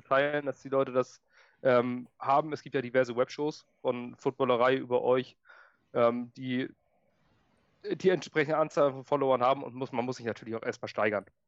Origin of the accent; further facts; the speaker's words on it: Schleswig-Holstein, Germany; ich bin Schleswig-Holsteiner.